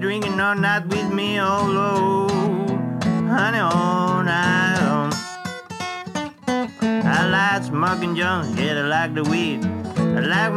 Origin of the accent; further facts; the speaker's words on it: Ceuta, Spain; English is a second language; moved away as an adult; also born or lived in Seville, Spain / Greece / Cádiz, Spain; now in United States; I come from Spain, from the south. I was born in Ceuta, which is a small enclave in the North Africa